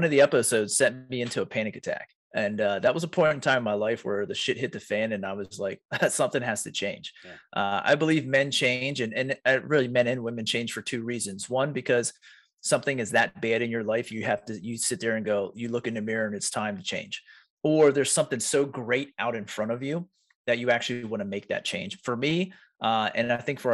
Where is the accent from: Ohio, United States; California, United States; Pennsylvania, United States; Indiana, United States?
Pennsylvania, United States; York; I'm from York, PA